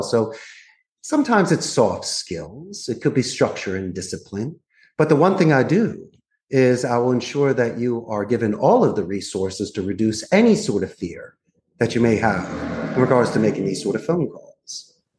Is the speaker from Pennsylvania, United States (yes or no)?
yes; Philadelphia, Pennsylvania, United States; moved away as an adult; also born or lived in Arizona; now in Costa Rica; I'm actually from Northeast Philadelphia. So I was born and raised. I'm a Philly boy